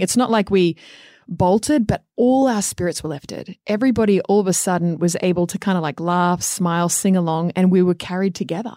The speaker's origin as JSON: {"language": "English", "country": "Australia", "tie": "born or raised there", "moved": "yes", "said": "growing up in Australia"}